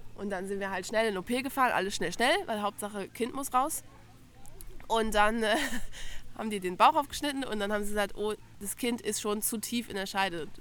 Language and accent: German; Lower Saxony, Germany; moved away as an adult; now in Ansbach, Germany; Ich komme eigentlich aus Bremen, also aus Bundesland Niedersachsen, wichtiges Detail, aber aus der Nähe von Bremen